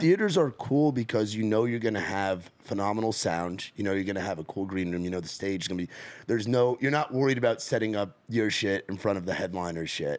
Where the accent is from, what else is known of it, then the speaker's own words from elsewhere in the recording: Rockland County, New York, United States; grew up in Rockland County, so where the Tappan Zee Bridge is